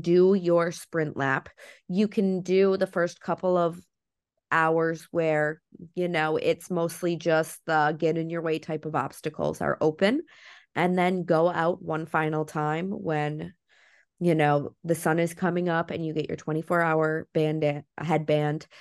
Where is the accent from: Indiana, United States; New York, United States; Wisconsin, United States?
Wisconsin, United States; I'm from Wisconsin